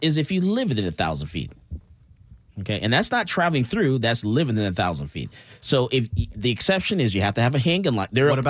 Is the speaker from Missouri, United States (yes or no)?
yes; Missouri, United States; Let's read it to me. I'm from Missouri.